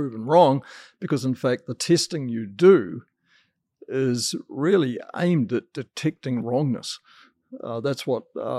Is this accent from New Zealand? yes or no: yes; New Zealand; I was brought up a vegetarian in New Zealand